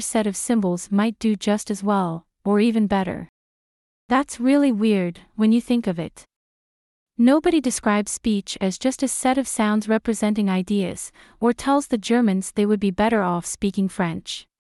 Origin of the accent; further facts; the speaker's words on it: United Kingdom; as a Brit